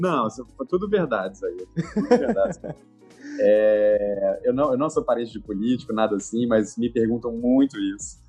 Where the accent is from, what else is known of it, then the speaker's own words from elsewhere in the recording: Brasília, Federal District, Brazil; also born or lived in São Paulo / Pará / Lima, Peru / Salvador; now in Rio de Janeiro, Brazil; Tenho 32 anos, nasci em Brasília